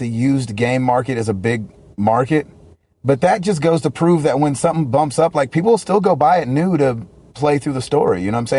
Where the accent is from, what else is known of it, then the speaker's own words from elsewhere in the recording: the South, United States; I'm from the South.